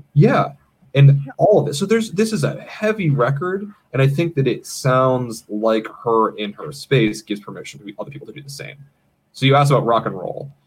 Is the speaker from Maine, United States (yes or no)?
yes; Maine, United States; moved away as an adult; now in Los Angeles, United States; I grew up in the state of Maine